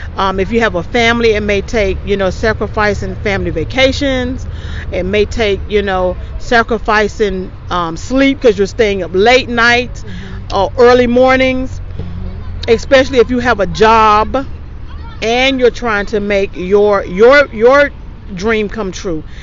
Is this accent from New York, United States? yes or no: no; East Coast of North Carolina, United States; I grew up on the East Coast